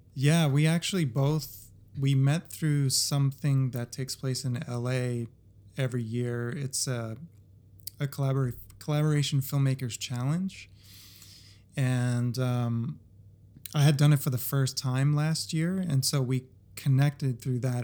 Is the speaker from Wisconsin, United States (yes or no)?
no; New Jersey, United States; I was born in New Jersey.